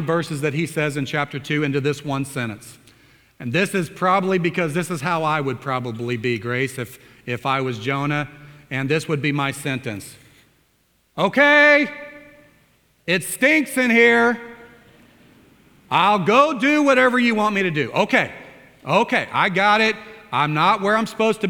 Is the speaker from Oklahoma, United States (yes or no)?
yes; Oklahoma, United States; I come from Oklahoma